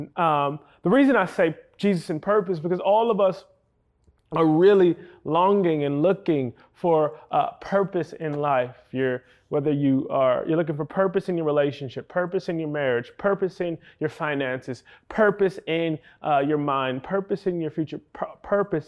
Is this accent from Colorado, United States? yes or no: no; New York City, New York, United States; I hail from New York City